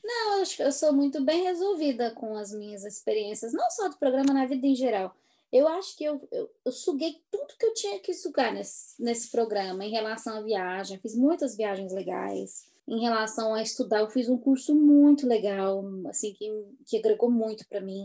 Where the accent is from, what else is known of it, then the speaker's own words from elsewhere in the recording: Brazil; moved away as an adult; also born or lived in Chicago / New Hampshire; now in United States; Eu sou do Brasil. Vou voltar para o Brasil eventualmente